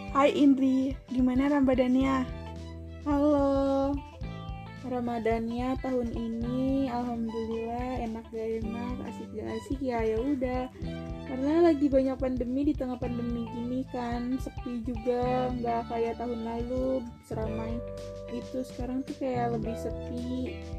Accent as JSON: {"language": "Indonesian", "town": "Bogor", "region": "West Java", "country": "Indonesia", "tie": "born or raised there", "said": "Gua lahir di Bogor, tanggal tujuh Desember dua ribu empat"}